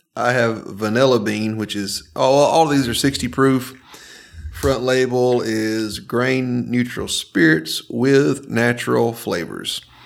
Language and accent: English; Northwest Georgia, United States; growing up in Northwest Georgia